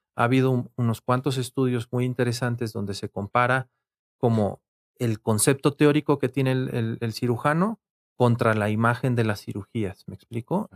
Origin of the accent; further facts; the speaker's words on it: Querétaro, Mexico; moved away as an adult; now in Mexico City, Mexico; soy originario de la ciudad de Querétaro em, y allá estudié medicina. Después me vine aquí a la Ciudad de México